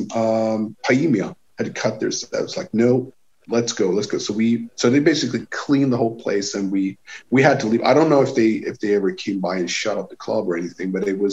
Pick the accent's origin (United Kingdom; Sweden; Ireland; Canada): Sweden; East Coast; English is a second language; I come from the East Coast